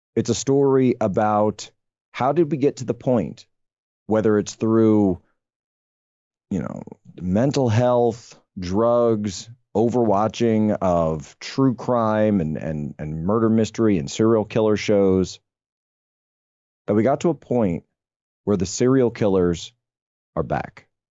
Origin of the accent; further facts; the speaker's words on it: Pennsylvania, United States; moved away; back in my home state of Pennsylvania